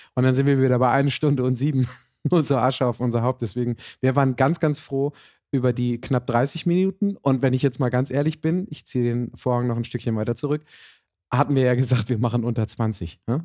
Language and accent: German; Germany; als Deutsche in unserer Kultur